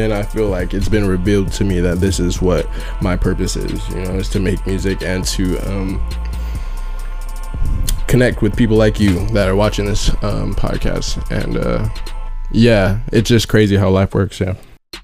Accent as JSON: {"language": "English", "area": "Oahu", "region": "Hawaii", "country": "United States", "said": "I am from Oahu, Hawaii"}